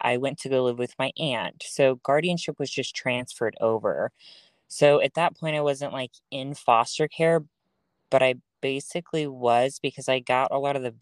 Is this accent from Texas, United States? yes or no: yes; Dallas, Texas, United States; I'm from the Dallas area